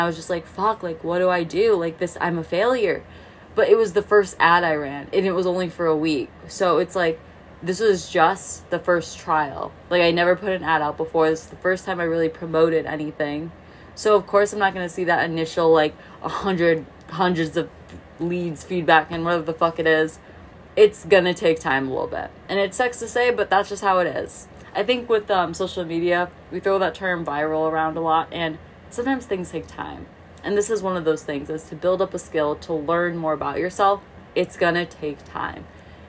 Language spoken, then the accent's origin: English; Midwest, United States; I grew up in the Midwest, so the closest ocean is in Florida.